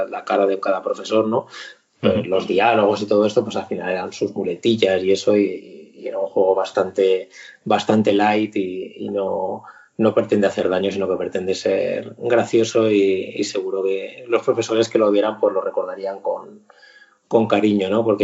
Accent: Zaragoza, Aragon, Spain; now in Madrid, Spain; cuando yo, me fui de Zaragoza y me vine aquí a Madrid

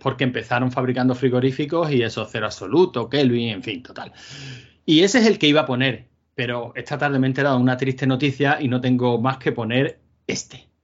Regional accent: Málaga, Andalusia, Spain; yo soy malagueño

